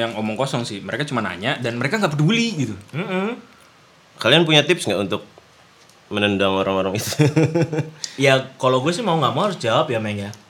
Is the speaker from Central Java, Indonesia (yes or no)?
yes; Pemalang, Central Java, Indonesia; karena di daerah gua Pemalang gua ke daerah Guci